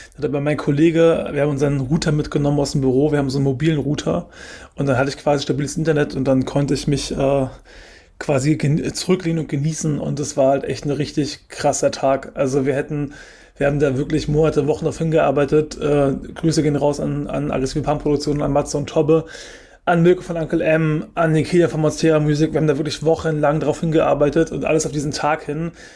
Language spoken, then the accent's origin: German; Germany; ich bin in Deutschland geboren